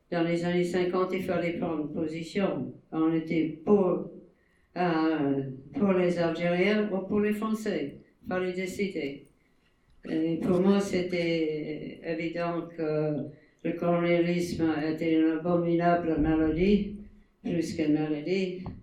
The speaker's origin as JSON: {"language": "French", "country": "United States", "said": "Je ne suis ni française ni, ni algérienne, je suis, je suis américaine."}